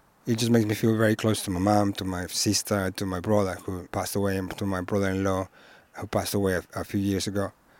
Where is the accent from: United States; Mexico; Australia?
Mexico; Mexico City; moved away as an adult; now in England, United Kingdom; I'm a graphic designer. I'm originally from Mexico City, and I've been living in England for about 25 years. I don't profess any faith